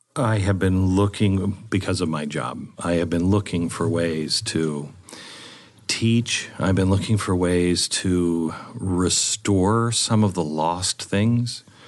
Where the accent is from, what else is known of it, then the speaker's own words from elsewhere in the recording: West Coast, United States; now in Texas, United States; I grew up on the West Coast where you have rocks